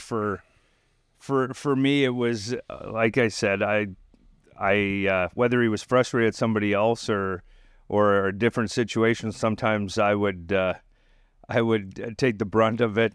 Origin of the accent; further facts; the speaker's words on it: Dinsmore, Saskatchewan, Canada; now in Tulsa, United States; my hometown in Dinsmore